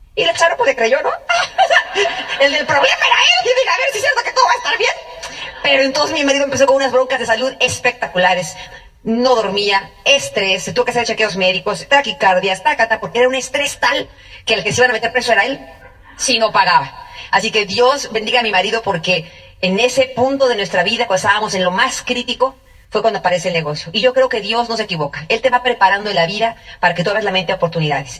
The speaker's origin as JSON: {"language": "Spanish", "town": "Tenancingo", "region": "State of Mexico", "country": "Mexico", "said": "mexicanos a mucha honra, mexicanísimos Y un pueblito que se llama Tenancingo del Estado de México"}